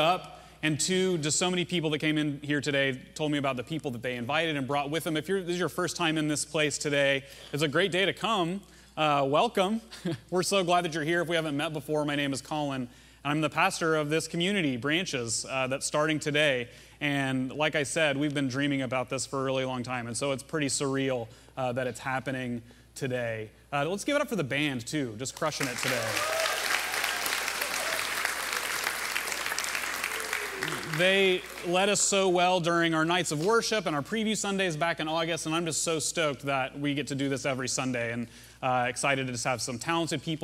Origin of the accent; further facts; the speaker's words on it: Russellville, Arkansas, United States; in the hometown I grew up in Arkansas, Russellville.